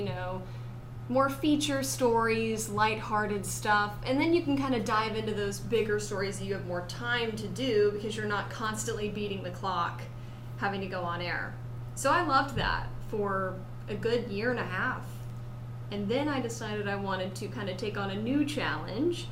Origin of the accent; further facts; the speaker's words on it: Blythewood, South Carolina, United States; I am from Blythewood, South Carolina, and in high school, I was in the marching band